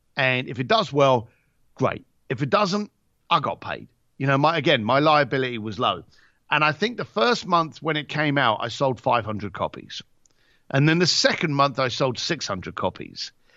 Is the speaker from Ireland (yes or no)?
yes; Ireland; also born or lived in Britain; as an Irish lad